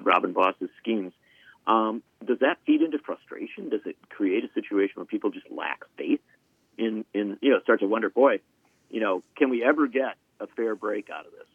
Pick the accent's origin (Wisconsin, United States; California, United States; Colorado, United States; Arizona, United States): Wisconsin, United States; how I grew up in Wisconsin